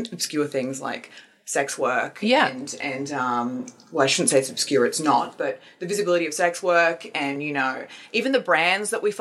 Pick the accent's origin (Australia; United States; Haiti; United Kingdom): Australia; as an Australian